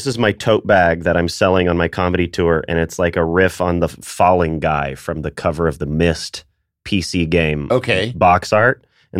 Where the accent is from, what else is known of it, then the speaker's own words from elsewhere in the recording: Nashville, Tennessee, United States; I'm from Nashville, Tennessee.